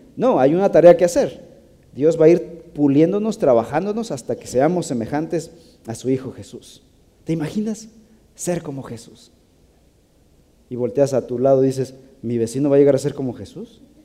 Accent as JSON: {"language": "Spanish", "country": "Mexico", "said": "somos creativos los mexicanos"}